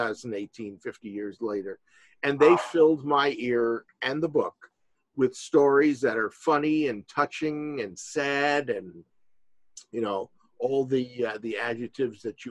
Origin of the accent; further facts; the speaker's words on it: New York City, New York, United States; now in Skokie, United States; I grew up in New York City and in the 60s.